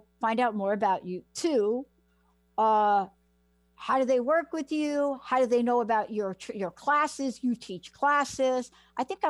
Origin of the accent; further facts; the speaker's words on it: New York City, New York, United States; I'm a girl from the Bronx. Mom commits suicide when I'm like 6. I'm homeless at 17